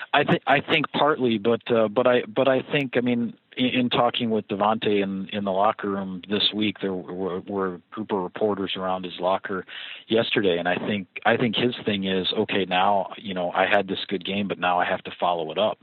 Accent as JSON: {"language": "English", "town": "Platteville", "region": "Wisconsin", "country": "United States", "tie": "born or raised there", "also_born_or_lived": "Appleton, Wisconsin / Chicago, Illinois / Wausau, Wisconsin", "said": "I grew up in the southern part of Wisconsin, about uh, you know three to four hours by car away from Green Bay, in a small town called Platteville"}